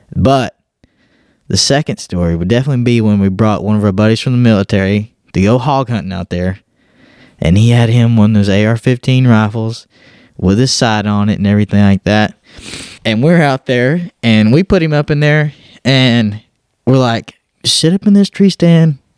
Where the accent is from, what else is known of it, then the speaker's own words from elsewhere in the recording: Southeast Texas, United States; moved away as an adult; now in Georgia, United States; me growing up in Southeast Texas